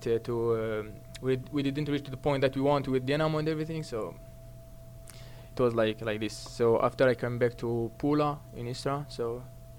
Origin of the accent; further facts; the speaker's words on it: Salah Bey, Sétif Province, Algeria; English is a second language; moved away as an adult; also born or lived in El Eulma, Algeria; now in New York, United States; I'm from Saleh Bey. It's like the small town there